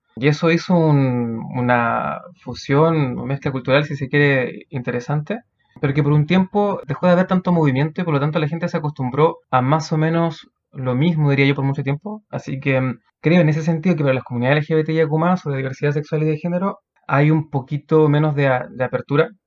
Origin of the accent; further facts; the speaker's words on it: Punta Arenas, Magallanes and Chilean Antarctica, Chile; moved away as an adult; now in Valdivia, Chile; Me considero alguien muy sureño. Toda mi vida la he vivido en el sur, crecí en Punta Arenas y a los 18 años me vine a vivir acá mm, a Valdivia por estudios